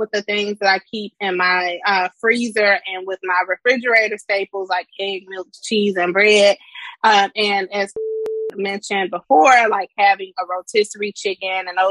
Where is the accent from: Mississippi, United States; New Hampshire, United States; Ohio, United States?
Mississippi, United States; Cedar Bluff; also born or lived in Houston, Texas; now in Washington, DC, United States; I'm from the country. I'm from Cedar Bluff, Mississippi